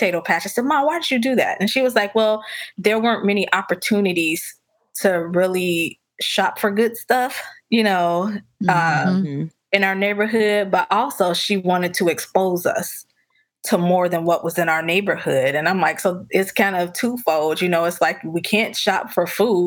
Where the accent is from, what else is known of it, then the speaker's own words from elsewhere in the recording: Chicago, Illinois, United States; I grew up in a food desert. I grew up in Roseland in the Wild Hundreds